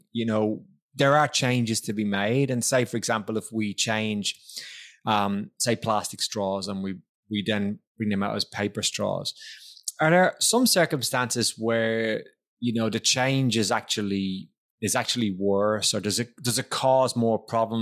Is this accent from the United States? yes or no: no; Ireland; moved away; when I was growing up in Ireland